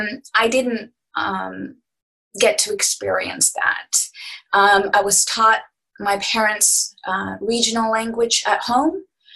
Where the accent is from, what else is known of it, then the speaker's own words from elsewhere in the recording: Saudi Arabia; Growing up in Saudi in an international school where everybody comes from everywhere, you live in housing compounds.